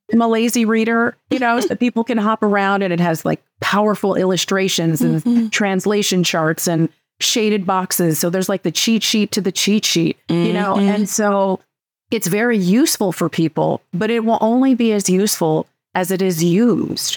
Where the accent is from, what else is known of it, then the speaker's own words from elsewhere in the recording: California, United States; moved away as an adult; I am originally from California.